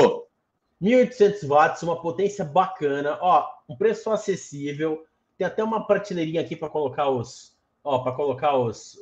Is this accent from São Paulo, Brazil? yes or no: yes; Santos, São Paulo, Brazil; Eu, eu, eu, sou de Santos